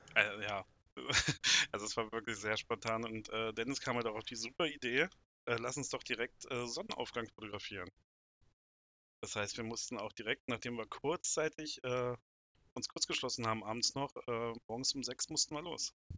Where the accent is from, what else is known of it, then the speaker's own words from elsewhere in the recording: Braunschweig area, Lower Saxony, Germany; komme aus dem Raum Braunschweig